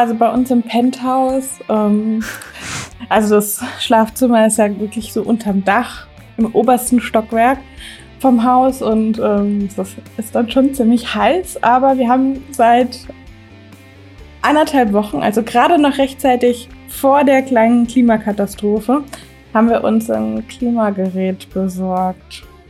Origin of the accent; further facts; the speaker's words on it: Germany; bei uns in Deutschland